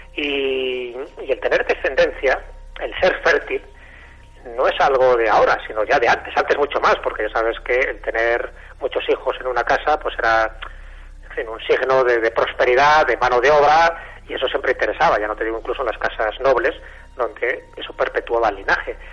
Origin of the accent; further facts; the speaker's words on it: Castile and León, Spain; yo soy de León